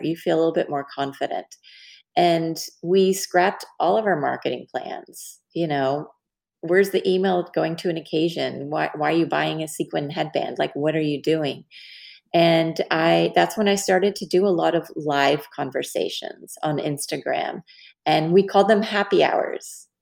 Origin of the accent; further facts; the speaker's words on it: Dallas, Texas, United States; I'm from Dallas